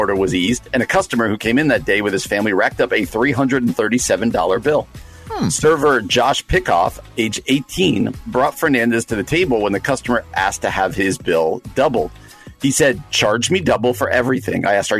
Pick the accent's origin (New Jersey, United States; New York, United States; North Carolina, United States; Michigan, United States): New Jersey, United States; my home state of New Jersey.